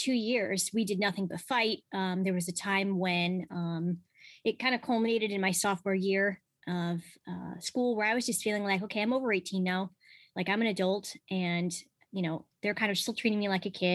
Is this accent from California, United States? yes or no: no; Connecticut, United States; Connecticut. So I grew up in Connecticut.